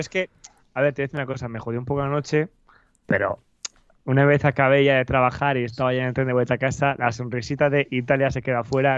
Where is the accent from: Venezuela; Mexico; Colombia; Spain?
Spain; Valladolid, Castile and León